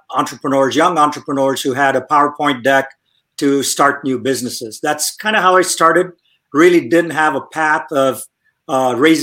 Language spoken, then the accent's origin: English; India; moved away as an adult; now in Silicon Valley, United States; I grew up in India, came to the United States when I was 21 years old to study